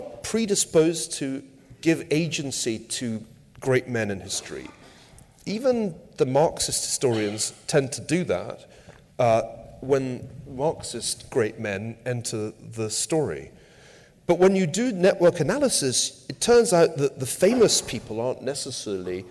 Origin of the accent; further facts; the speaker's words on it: United Kingdom; now in United States; As somebody born in Britain